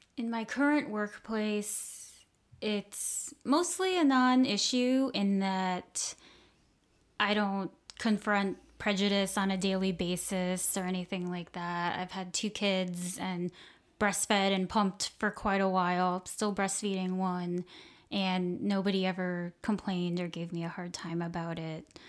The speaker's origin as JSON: {"language": "English", "town": "Cape Coral", "region": "Florida", "country": "United States", "said": "I'm from Southwest Florida, uh, from a small town called Cape Coral"}